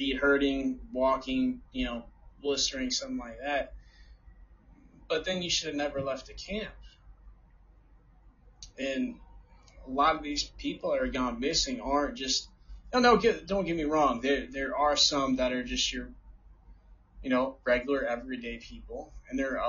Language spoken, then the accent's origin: English; New Jersey, United States; from my home state, New Jersey